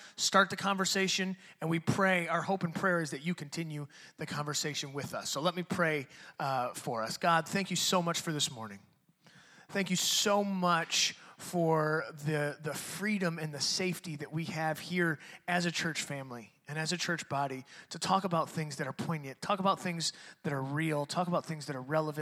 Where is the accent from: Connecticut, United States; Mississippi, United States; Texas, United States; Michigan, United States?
Michigan, United States; Detroit; I'm a white dude, but I grew up in Detroit and I was the only white dude on my block